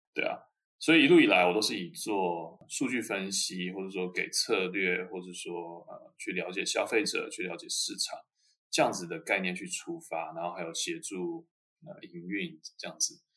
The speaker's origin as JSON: {"language": "Chinese", "country": "Taiwan", "moved": "as an adult", "lives_now": "Germany", "said": "我来自于台湾，然后我在台湾拿一个 bachelor 大学，呃，学士"}